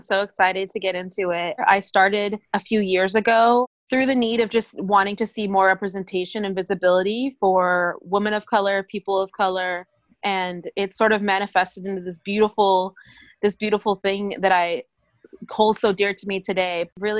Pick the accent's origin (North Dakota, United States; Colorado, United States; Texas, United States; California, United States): California, United States; Pasadena; moved away as an adult; now in San Francisco, United States; I'm actually from Pasadena, which is about 15 minutes outside of Los Angeles. Mm-hmm. And I moved to San Francisco when I was 18.